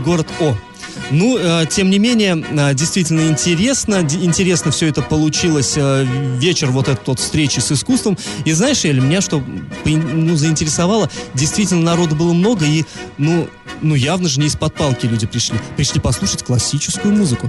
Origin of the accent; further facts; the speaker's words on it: Ufa, Bashkortostan, Russia; now in Orenburg, Russia; я сам из Уфы